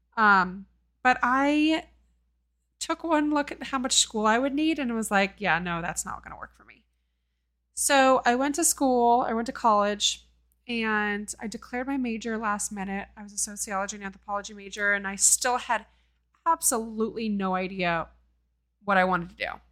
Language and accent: English; Oakland, California, United States; now in Seattle, United States; I grew up in Oakland, California.